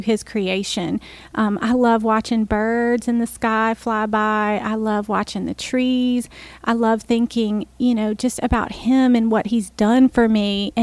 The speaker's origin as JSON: {"language": "English", "town": "New Orleans", "region": "Louisiana", "country": "United States", "said": "I'm from New Orleans"}